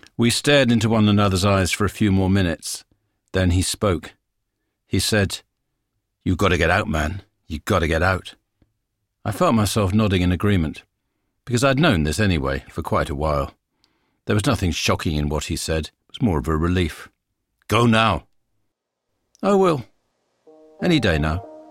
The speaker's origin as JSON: {"language": "English", "region": "England", "country": "United Kingdom", "said": "being English"}